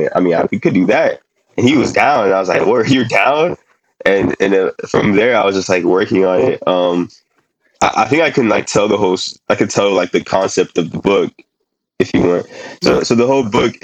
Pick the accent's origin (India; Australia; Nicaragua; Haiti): Haiti; also born or lived in New York; now in Miami, United States; I'm from Haiti